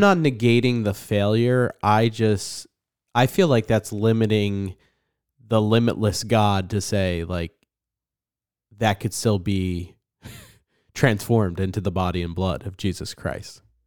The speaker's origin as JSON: {"language": "English", "region": "New Jersey", "country": "United States", "said": "I'm an angry person 'cause I'm from New Jersey"}